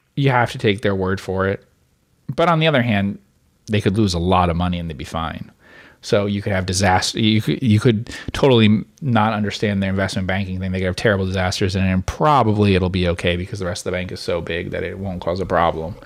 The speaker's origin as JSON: {"language": "English", "region": "New Jersey", "country": "United States", "tie": "born or raised there", "said": "I grew up in New Jersey"}